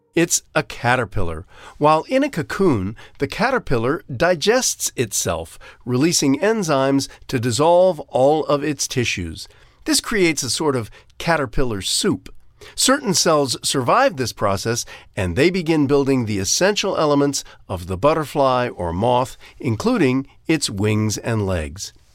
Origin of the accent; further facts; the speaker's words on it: Ohio, United States; I'm from Ohio